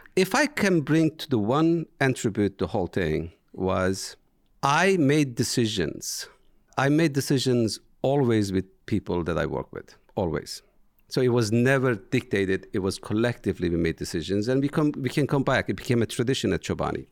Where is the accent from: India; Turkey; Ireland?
Turkey; English is a second language; moved away as an adult; now in United States; I am from Turkey